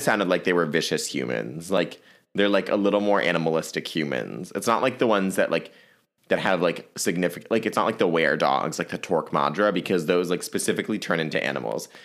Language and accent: English; Virginia, United States; my home state of Virginia